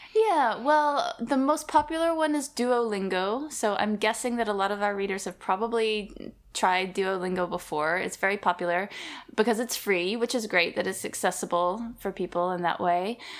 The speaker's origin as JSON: {"language": "English", "region": "Alabama", "country": "United States", "tie": "born or raised there", "said": "Growing up in Alabama, it wasn't a very multicultural place"}